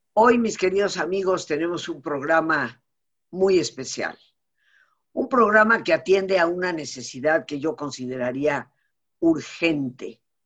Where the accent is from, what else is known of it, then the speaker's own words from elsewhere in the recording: Mexico; como mexicana, de familia mexicana, de, más de 300 años en este país, eh, mis padres no son recién llegados, no fueron recién llegados, sino desde Yucatán durante siglos. Eh, yo nacida en México